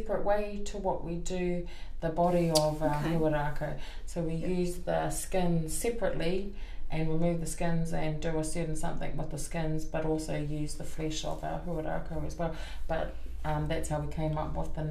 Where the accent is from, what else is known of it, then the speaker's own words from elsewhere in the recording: Gisborne, New Zealand; also born or lived in Hamilton (Kirikiriroa); now in Hamilton, New Zealand; no Tūranga Nui a ki wā ahau engari enoho ana ki Kirikiriroa I nāinei